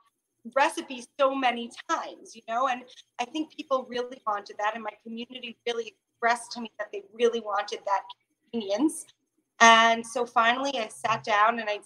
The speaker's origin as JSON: {"language": "English", "area": "Long Island", "region": "New York", "country": "United States", "tie": "born or raised there", "moved": "as an adult", "lives_now": "Israel", "said": "I grew up in Long Island, New York"}